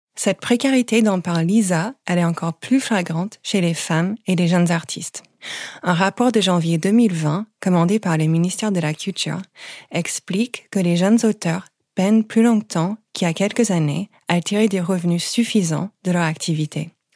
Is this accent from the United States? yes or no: yes; United States; French is a second language; now in France; vous pouvez peut-être l'entendre à mon accent, je n'ai pas grandi en France. Je viens des États-Unis